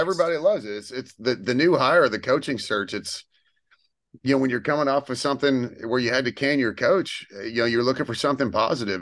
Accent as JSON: {"language": "English", "country": "United States", "said": "as an American sports fan"}